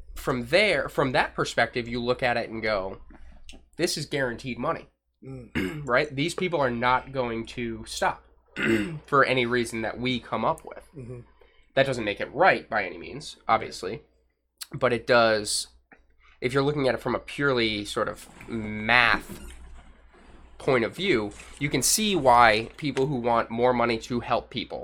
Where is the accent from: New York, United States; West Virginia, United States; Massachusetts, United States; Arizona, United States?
Massachusetts, United States; I'm from Massachusetts